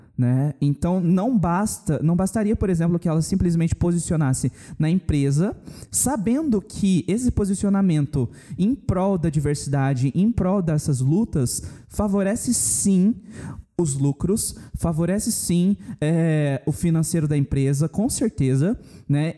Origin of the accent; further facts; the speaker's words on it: Campo Grande, Mato Grosso do Sul, Brazil; Aqui na cidade, a gente é de Campo Grande, Mato Grosso do Sul